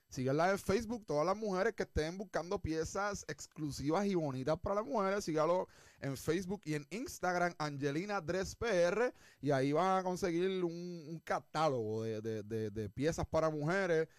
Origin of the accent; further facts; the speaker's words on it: Puerto Rico; moved away; also born or lived in United States; yo me fui de Puerto Rico